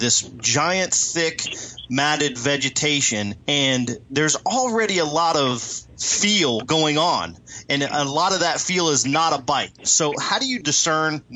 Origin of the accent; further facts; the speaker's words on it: United States; now in Lake Amistad, Texas, United States; I grew up on the Potomac River